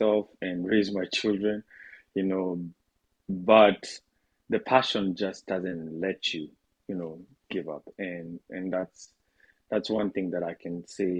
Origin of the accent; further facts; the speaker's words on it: Kenya; as a Kenyan